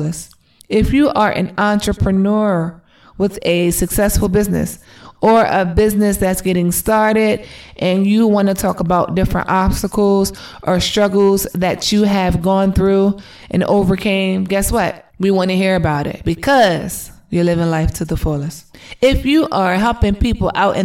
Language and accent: English; Delaware, United States; moved away as an adult; now in Atlanta, United States; We are originally from Delaware, but we live in Atlanta, Georgia. We've been living here for 2.5 years now